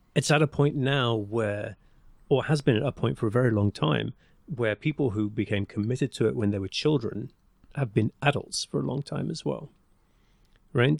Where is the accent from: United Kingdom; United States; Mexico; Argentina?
United Kingdom; England; accent: English; my English accent